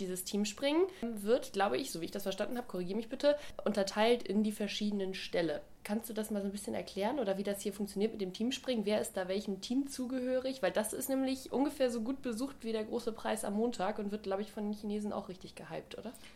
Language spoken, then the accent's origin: German; Germany; bei uns in Deutschland